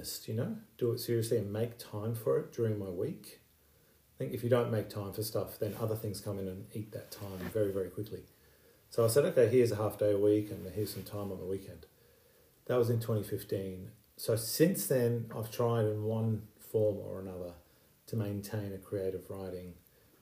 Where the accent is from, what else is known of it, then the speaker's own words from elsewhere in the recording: Iran; also born or lived in United Kingdom; now in Australia; I was born in Iran. My family has a refugee background. We were fortunate to leave Iran and find safety in the UK and then Australia